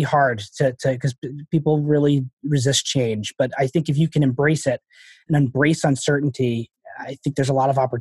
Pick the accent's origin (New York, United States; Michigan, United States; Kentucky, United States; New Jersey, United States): New York, United States; Long Island; moved away as an adult; also born or lived in Houston, Texas / Boston, Massachusetts; now in Massachusetts, United States; I grew up on Long Island